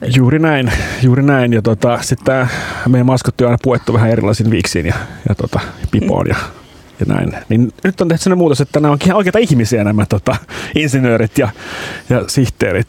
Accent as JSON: {"language": "Finnish", "town": "Pori", "region": "Satakunta", "country": "Finland", "tie": "born or raised there", "said": "me ollaan Ruosniemessä fyysisesti sijaitaan. Ja eli sieltä se... mä itse kotosin myöskin"}